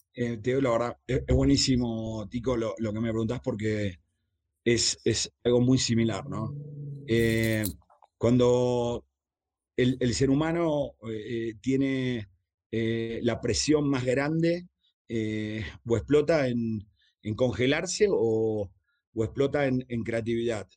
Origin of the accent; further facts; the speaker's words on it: Argentina; moved away; empecé a trabajar a los 11, 12 años en la calle. Empecé pegando pósters de, eh, en Argentina